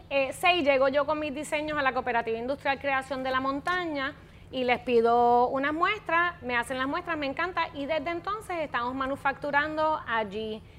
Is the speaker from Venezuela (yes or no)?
no; Puerto Rico; como puertorriqueña para aportar algo a mi país. O sea, donde mi país todavía había industria que yo pudiese incentarme como diseñadora en ella.